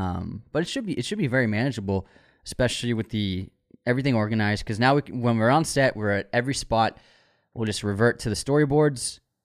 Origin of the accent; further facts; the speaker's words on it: Waltham, Massachusetts, United States; it was called the Wall-X because we grew up in Waltham